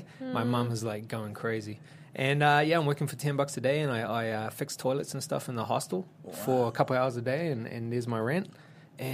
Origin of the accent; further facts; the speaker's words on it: Auckland, New Zealand; moved away as an adult; now in Los Angeles, United States; So I am from South Auckland in New Zealand, and I went to a Samoan high school.